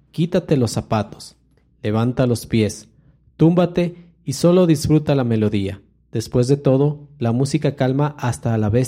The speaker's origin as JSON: {"language": "Spanish", "country": "Ecuador", "said": "Estamos pensando desde, la, eh, desde como ecuatorianos"}